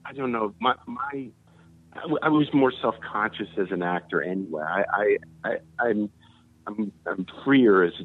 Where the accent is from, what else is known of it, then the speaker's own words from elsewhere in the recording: suburbs of Chicago, Illinois, United States; moved away; I come from Chicago, you know, but I come from the suburbs of Chicago